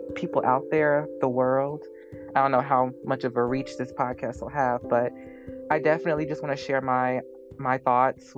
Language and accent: English; Chicago, Illinois, United States; I did grow up in Chicago, moved to the suburbs during my preteen years